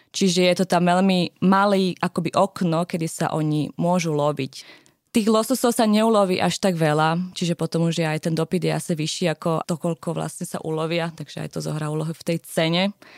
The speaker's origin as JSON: {"language": "Slovak", "country": "Slovakia", "moved": "yes", "lives_now": "Norway", "said": "u nás na Slovensku"}